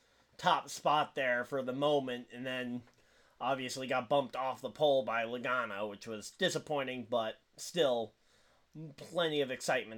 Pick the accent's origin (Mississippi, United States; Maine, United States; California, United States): Maine, United States; I am literally as far North and East as you can get without going up to Canada.